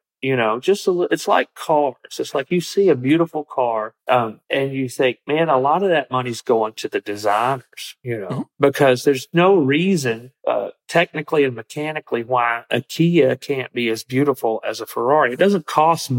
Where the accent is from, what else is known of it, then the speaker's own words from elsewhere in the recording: Green Hill, Alabama, United States; the rednecks that I grew up around in Green Hill, Alabama in the 80s